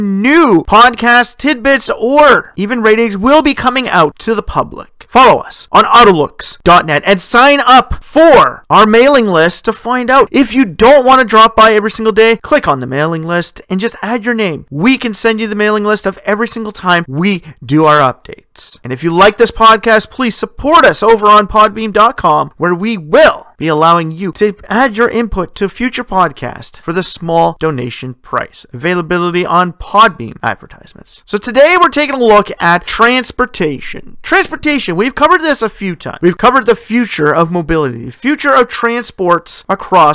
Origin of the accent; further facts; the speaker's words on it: Sudbury, Ontario, Canada; in my hometown